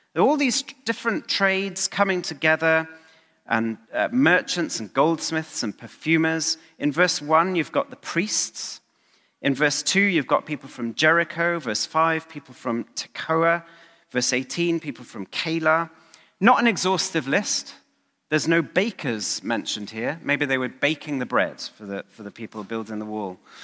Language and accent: English; Aberavon, Wales, United Kingdom; moved away; my hometown of Aberraven